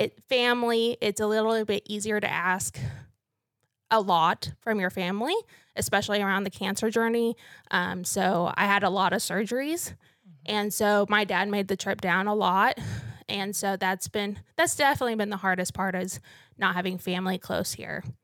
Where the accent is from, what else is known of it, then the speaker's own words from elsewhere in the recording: North Missouri, United States; moved away as an adult; also born or lived in Stillwater, Oklahoma; now in Canyon, United States; I'm actually from North Missouri